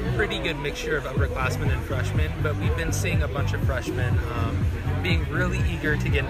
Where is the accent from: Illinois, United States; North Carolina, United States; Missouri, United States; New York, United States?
North Carolina, United States; Knightdale; So I'm a senior psychology major from Knightdale, North Carolina.